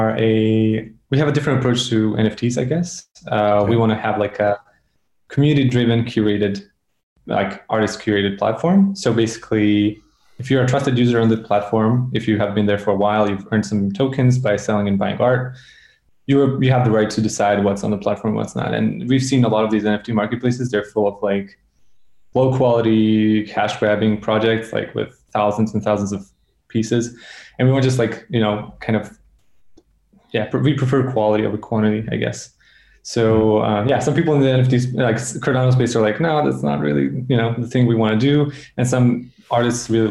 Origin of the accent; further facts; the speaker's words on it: Serbia; I come from Serbia